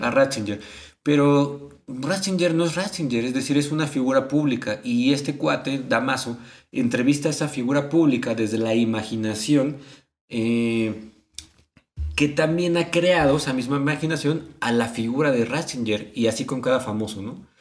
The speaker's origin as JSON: {"language": "Spanish", "country": "Mexico", "said": "a nosotros al menos como mexicanos"}